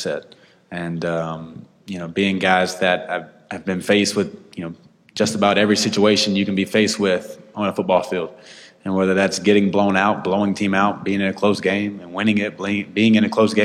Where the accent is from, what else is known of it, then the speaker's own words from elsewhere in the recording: South Carolina, United States; growing up in South Carolina